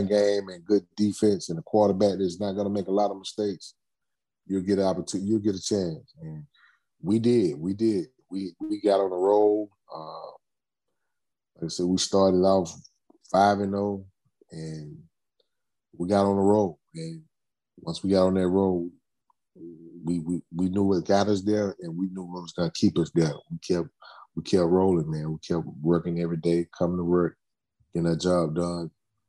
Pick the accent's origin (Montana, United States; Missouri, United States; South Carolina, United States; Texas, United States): South Carolina, United States; Spartanburg; training camp in my hometown